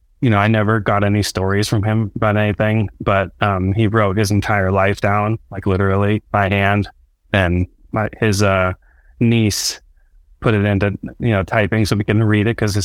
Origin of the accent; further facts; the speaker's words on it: just north of San Francisco, California, United States; I'm from California, just north of San Francisco